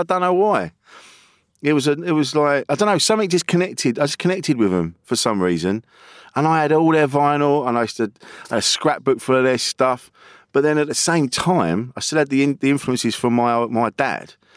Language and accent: English; Orpington, South East England, United Kingdom; Alpington in Kent